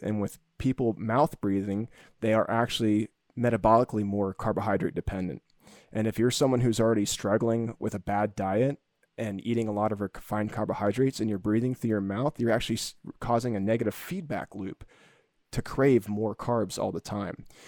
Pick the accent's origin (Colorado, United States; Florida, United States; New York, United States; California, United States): Florida, United States; When I was a kid growing up in Florida